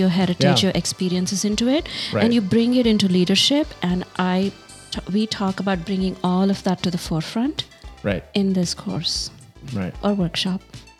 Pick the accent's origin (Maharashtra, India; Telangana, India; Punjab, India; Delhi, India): Telangana, India; Hyderabad; moved away; also born or lived in Bangalore, India; I grew up in Hyderabad Hyderabad and Bangalore.